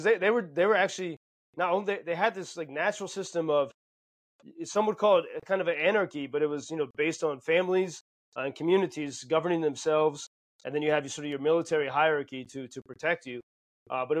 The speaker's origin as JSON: {"language": "English", "country": "United States", "also_born_or_lived": "Ireland (ancestry)", "moved": "yes", "lives_now": "Lviv, Ukraine", "said": "as an Irishman, you know, Irish American, but with deep connections to Ireland"}